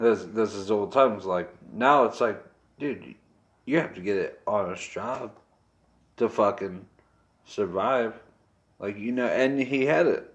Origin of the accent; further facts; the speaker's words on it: Westminster, California, United States; We grew up in Westminster.